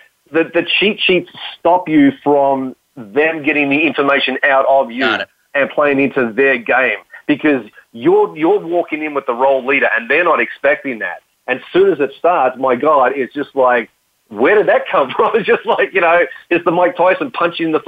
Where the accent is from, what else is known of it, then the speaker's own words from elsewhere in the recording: Australia; accent: Australian; my Australian accent